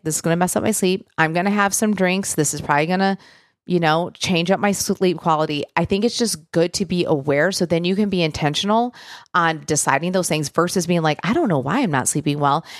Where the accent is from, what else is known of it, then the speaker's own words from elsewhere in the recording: Michigan, United States; now in Nashville, United States; I'm from Michigan, you know, originally I live in Nashville now